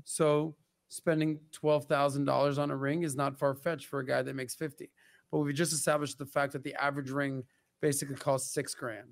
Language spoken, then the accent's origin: English; Miami, Florida, United States; growing up in Miami